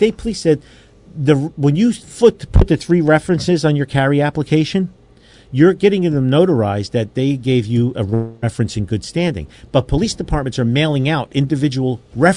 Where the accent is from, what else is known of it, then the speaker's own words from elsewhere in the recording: New Jersey, United States; I grew up in North Jersey